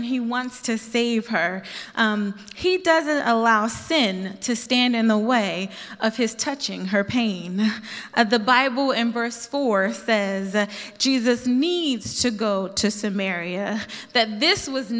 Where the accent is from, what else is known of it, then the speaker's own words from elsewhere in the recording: Philadelphia, Pennsylvania, United States; I'm from Philly